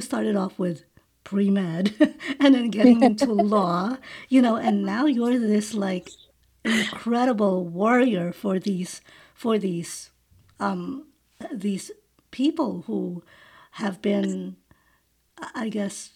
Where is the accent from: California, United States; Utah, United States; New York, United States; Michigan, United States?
New York, United States; New York City; you and I grew up in Flushing